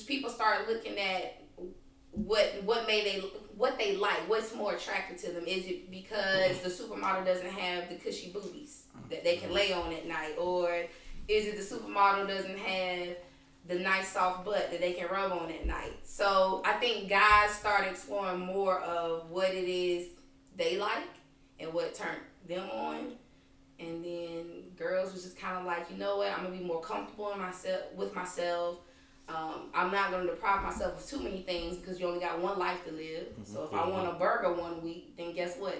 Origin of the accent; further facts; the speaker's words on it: Durham, North Carolina, United States; moved away as an adult; now in Greensboro, United States; I'm from Durham, North Carolina. Graduated from Riverside High School.